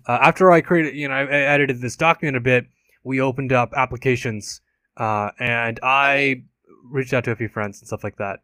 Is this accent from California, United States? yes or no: yes; California, United States; I grew up and I've been born and raised in California